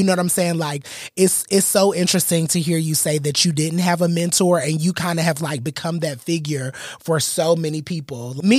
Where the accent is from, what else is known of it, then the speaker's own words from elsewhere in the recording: Atlanta, Georgia, United States; we're from Atlanta.